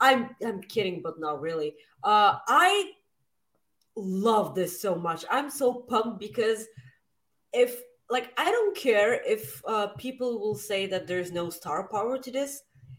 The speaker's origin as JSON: {"language": "English", "town": "Winnipeg", "region": "Manitoba", "country": "Canada", "said": "I'm from Winnipeg, you idiot!"}